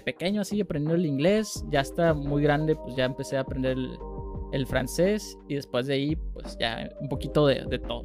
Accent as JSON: {"language": "Spanish", "country": "Mexico", "said": "Y yo como mexicano, que me encanta ser mexicano"}